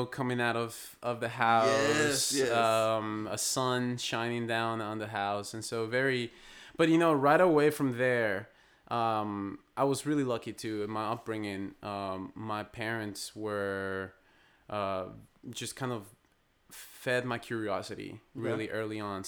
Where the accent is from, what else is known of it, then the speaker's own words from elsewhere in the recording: Bogotá, Colombia; moved away as an adult; now in United States; I'm born and raised in Bogota, Colombia. And I've been living in the States for about 13 years now